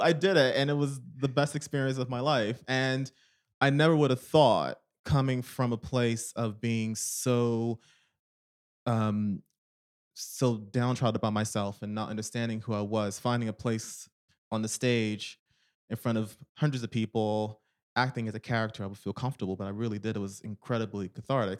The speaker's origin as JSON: {"language": "English", "town": "Philadelphia", "region": "Pennsylvania", "country": "United States", "tie": "born or raised there", "moved": "as an adult", "lives_now": "United Kingdom", "said": "I was born in Philadelphia, Pennsylvania"}